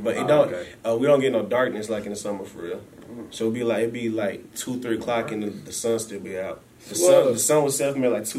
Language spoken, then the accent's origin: English; Anchorage, Alaska, United States; I'm from Anchorage, Alaska, born and raised. I'm a music producer, though.